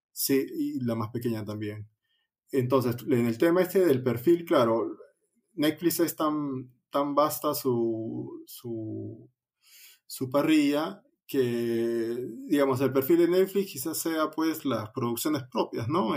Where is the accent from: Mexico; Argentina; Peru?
Peru